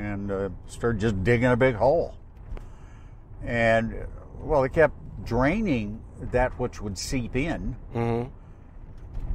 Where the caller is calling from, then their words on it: Missoula, Montana, United States; also born or lived in San Francisco; Missoula, Montana.